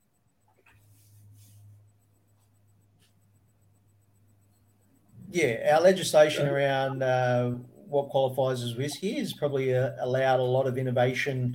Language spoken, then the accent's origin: English; Australia; we imprint our identity as Australians on whatever we